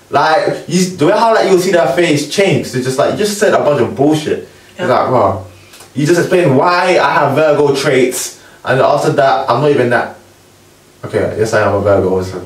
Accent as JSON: {"language": "English", "region": "London", "country": "United Kingdom", "said": "I'm from South London."}